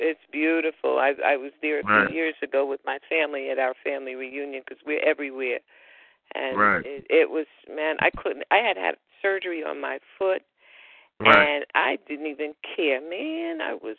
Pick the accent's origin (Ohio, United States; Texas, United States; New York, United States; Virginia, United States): New York, United States; I'm a New Yorker